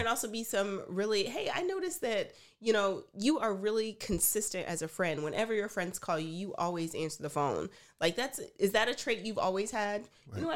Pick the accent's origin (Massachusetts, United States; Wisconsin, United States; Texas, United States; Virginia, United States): Texas, United States; I'm from Texas